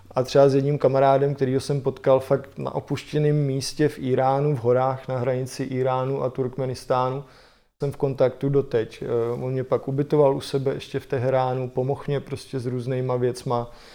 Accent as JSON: {"language": "Czech", "country": "Czechia", "said": "já říkám Čechoslovakia"}